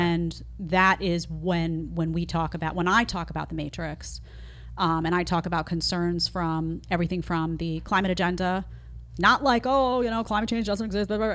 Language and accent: English; New York City, New York, United States; I grew up in New York City, around a bunch of liberals